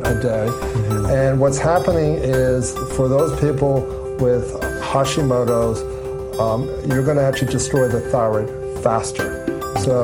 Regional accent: Allentown, Pennsylvania, United States; moved away as an adult; also born or lived in Pittsburgh, Pennsylvania / Central Florida; now in Orlando, United States; my hometown in Allentown, Pennsylvania

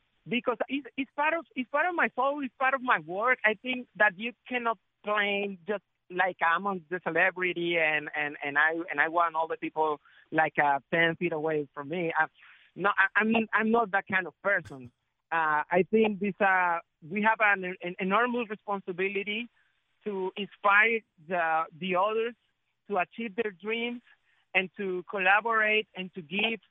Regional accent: Colombia; I'm from Colombia. I'm one of the 5 million of Afro-Colombian

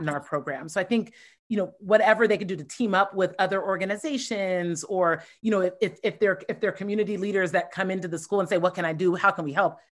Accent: Columbus, Ohio, United States; moved away; born and raised in Columbus, Ohio

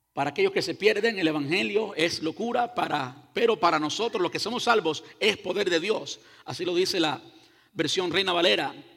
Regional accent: Cuba; yo soy cubano.

